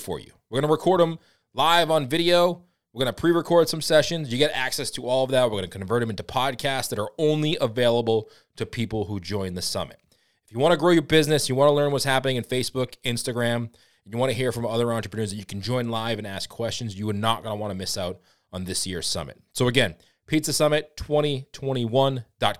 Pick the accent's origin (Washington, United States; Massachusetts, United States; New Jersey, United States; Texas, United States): Massachusetts, United States; Boston; I'm from Boston